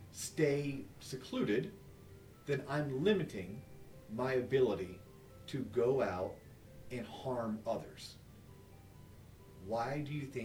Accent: United States; as an American

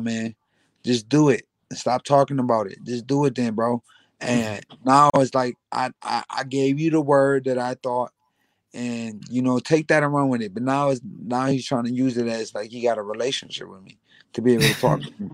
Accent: Grand Rapids, Michigan, United States; now in New York, United States; I lived in New York longer than I lived in my hometown in Grand Rapids, Michigan.

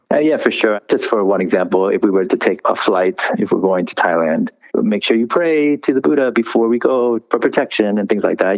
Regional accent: United States; I actually grew up here in the States.

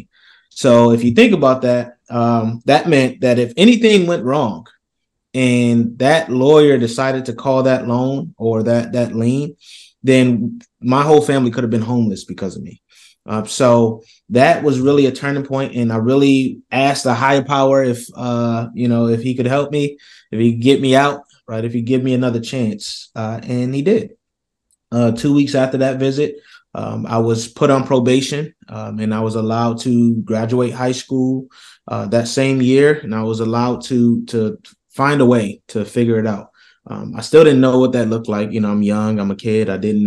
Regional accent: Rochester, New York, United States; I come from Rochester, New York, here in the States

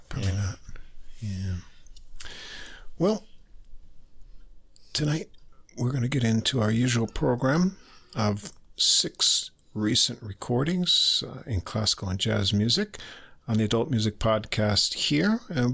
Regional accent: Albany, New York, United States; born there; I was born in Albany.

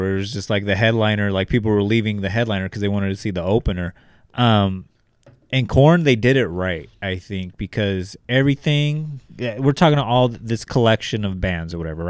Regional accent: Bakersfield, California, United States; Our inspirations growing up in Northeast Bakersfield, where we're currently sitting at, were … and …

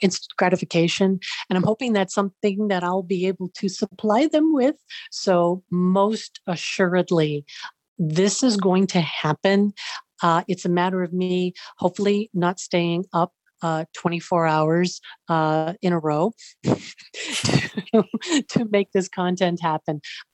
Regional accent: Boston, Massachusetts, United States; moved away as an adult; also born or lived in Chicago; now in Central Florida, United States; I was born and brought up in Boston, Massachusetts. Spent pretty much most of my life there.

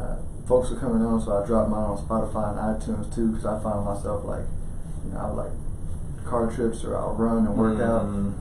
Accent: Houston, Texas, United States; moved away; I'm from Houston, but this is where my boys were born

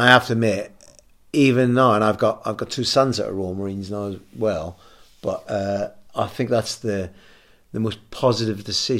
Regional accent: Ireland; I'm always an Irishman. I always am a greenhorn when Ireland are playing rugby.

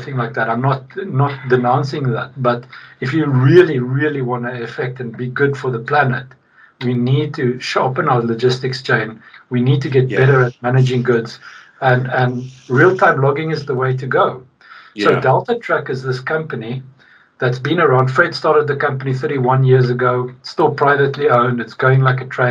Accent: South Africa; now in Sweden; I'm from Sweden now. I mean, I'm from South Africa originally, but I'm Swedish now

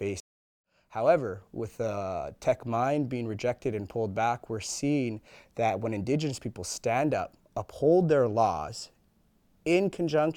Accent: Heiltsuk and Nuu-chah-nulth nations, British Columbia, Canada; now in Victoria, Canada; I come from the Heiltsuk and Nuchanulth nations.

